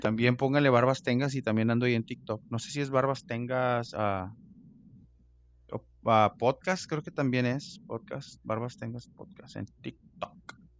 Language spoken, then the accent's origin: Spanish; Mexico; now in United States; nosotros como mexicanos